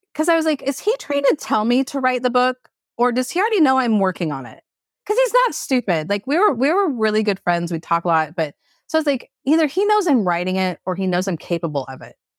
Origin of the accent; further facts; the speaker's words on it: Portland, Oregon, United States; I grew up in Portland, Oregon